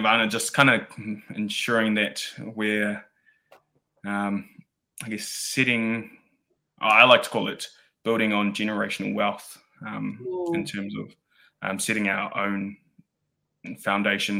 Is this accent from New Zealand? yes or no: yes; New Zealand; now in Wellington, New Zealand; being that first New Zealand born kind of generation